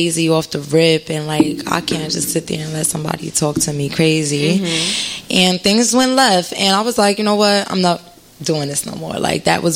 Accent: Passaic, New Jersey, United States; I'm from Passaic

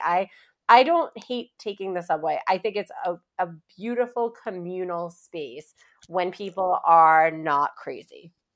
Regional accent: New York City, New York, United States; also born or lived in Long Island; I am from Queens, New York, uh, Glendale, to be specific

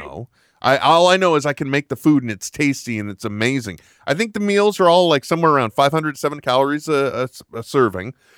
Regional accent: California, United States; I am from California

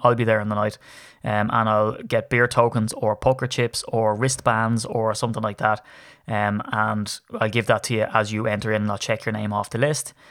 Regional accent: Ireland; I'm Irish

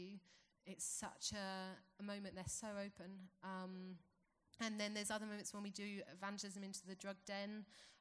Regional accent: England, United Kingdom; moved away as an adult; now in Fortaleza, Brazil; I'm from England

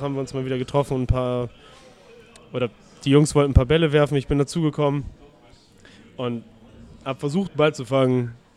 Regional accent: Delmhorst, Lower Saxony, Germany; now in Hamburg, Germany; ich bin in Norddeutschland aufgewachsen und geboren, also ich komme zwar aus Delmhorst, das ist in der Nähe von Bremen.

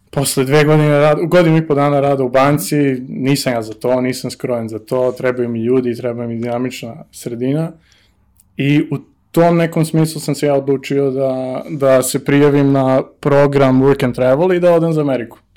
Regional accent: Belgrade, Serbia; moved away as an adult; iz Beograda sam.

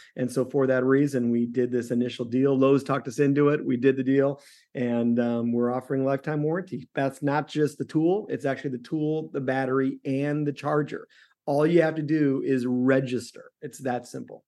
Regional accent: Chicago, Illinois, United States; moved away; also born or lived in the West (US); I'm from Chicago

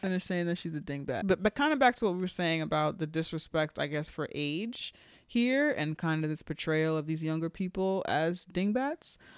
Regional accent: New York, United States; I'm speaking as a New Yorker

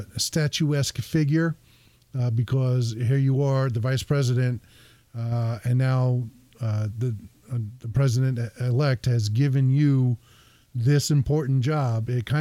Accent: New Jersey, United States; moved away; I'm from Jersey.

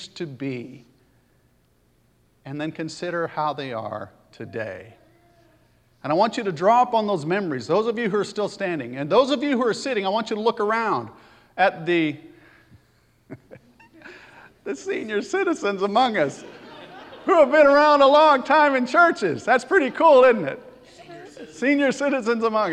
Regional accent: Pontiac, Michigan, United States; also born or lived in Birmingham, Alabama; My story goes back to Pontiac, Michigan. I was born in Birmingham, Alabama, lived there 6 weeks. My family decided it'd be better if we lived in Michigan

